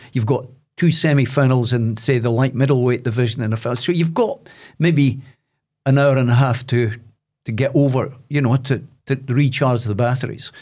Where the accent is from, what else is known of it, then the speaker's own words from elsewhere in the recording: Dundee, Scotland, United Kingdom; now in Aberdeen, United Kingdom; I'm from Loughy in Dundee, but I now live in Aberdeen.